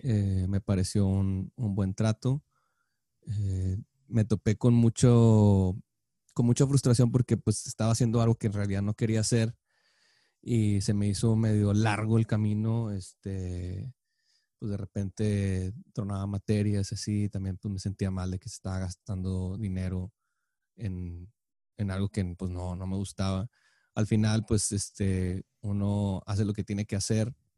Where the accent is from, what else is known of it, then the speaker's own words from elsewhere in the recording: Monterrey, Nuevo León, Mexico; creciendo en Monterrey